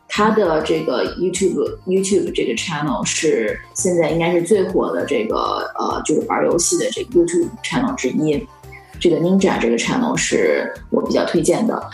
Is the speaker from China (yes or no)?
yes; China; now in Los Angeles, United States; 和我们就是中国那边好